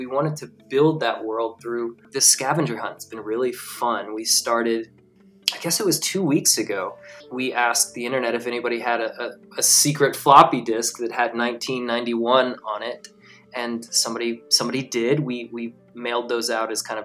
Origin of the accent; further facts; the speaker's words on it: Atlanta, Georgia, United States; I'm from Atlanta